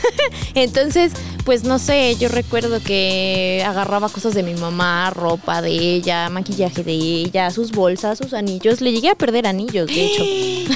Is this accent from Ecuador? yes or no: no; State of Mexico, Mexico; moved away as an adult; now in Mexico City, Mexico; viví dos años y, o sea, prácticamente toda mi vida la viví en el Estado de México